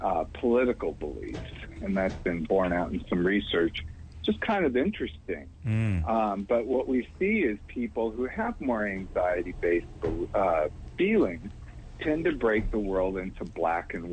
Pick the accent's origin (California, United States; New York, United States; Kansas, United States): California, United States; also born or lived in Houston, Texas; I was raised out here in California